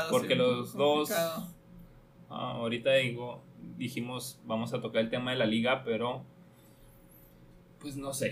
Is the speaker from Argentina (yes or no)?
no; Mexico; y como mexicanos